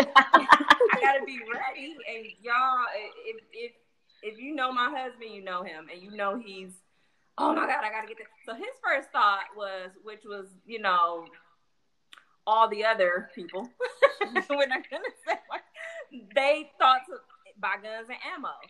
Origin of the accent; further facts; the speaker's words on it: Milwaukee, Wisconsin, United States; I know in my hometown it didn't really work.